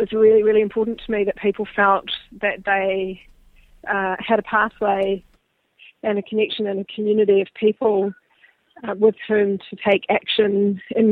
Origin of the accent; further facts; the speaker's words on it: New Zealand; also born or lived in Papua New Guinea; I am a New Zealander, as you mentioned. Born and grew up on a dairy farm